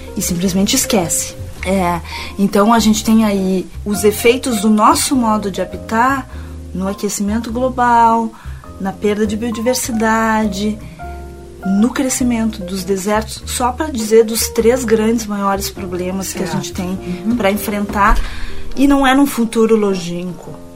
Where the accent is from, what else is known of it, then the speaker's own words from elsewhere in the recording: Porto Alegre, Rio Grande do Sul, Brazil; moved away as an adult; also born or lived in Rio de Janeiro / Paris; a minha cidade natal